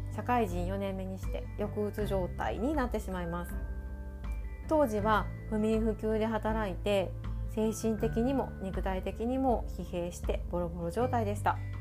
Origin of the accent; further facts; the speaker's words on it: Osaka, Japan; 私は大阪出身